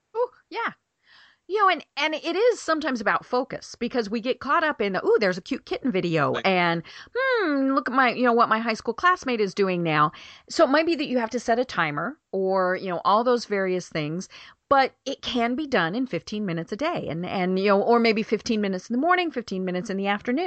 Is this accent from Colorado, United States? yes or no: yes; Colorado, United States; now in Atlanta, United States; we're from Colorado